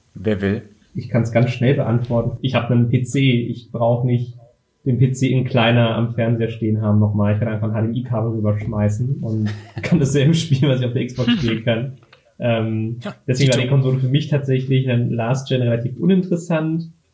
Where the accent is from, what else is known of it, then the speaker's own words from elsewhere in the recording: Berlin, Germany; ich komme aus Berlin, bin 25 Jahre alt